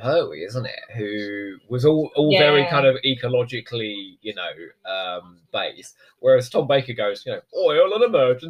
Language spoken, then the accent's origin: English; Crawley, South East England, United Kingdom; I was brought up in Sussex, and I'm telling you now, it's a very cold place.